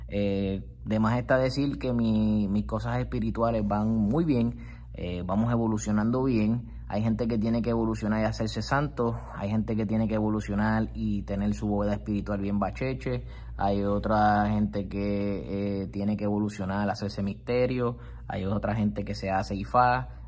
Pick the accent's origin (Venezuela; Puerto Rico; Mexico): Puerto Rico; comienzo a trabajar en la, la, rama del gobierno del Estado Libre Asociado de Puerto Rico